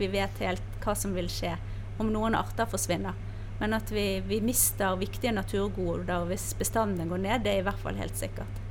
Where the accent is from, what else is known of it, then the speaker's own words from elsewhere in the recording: Bergen, Vestland, Norway; now in Spydeberg, Norway; Jeg er bergenser, som du hører, som nå eh, holder hus i Spydeberg